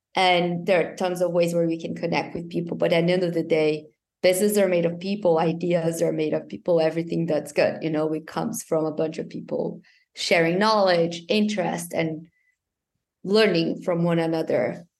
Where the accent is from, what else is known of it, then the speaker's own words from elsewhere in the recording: Brazil; I'm from Brazil.